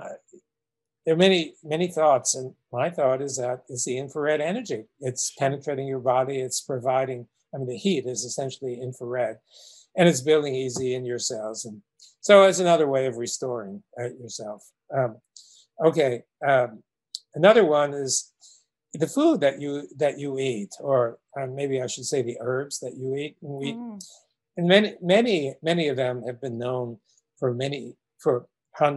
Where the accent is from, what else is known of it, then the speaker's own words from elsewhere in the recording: New York City, New York, United States; growing up in Brooklyn, New York